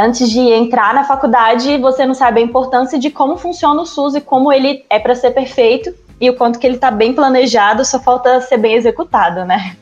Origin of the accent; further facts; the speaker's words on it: Brasília, Federal District, Brazil; Eu sou brasiliense, é, me formei aqui